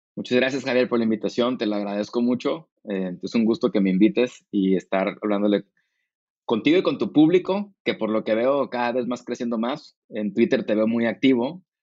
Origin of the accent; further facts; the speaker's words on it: Tijuana, Baja California, Mexico; moved away as an adult; also born or lived in Monterrey / United States / San Diego; yo crecí en Tijuana o en Monterrey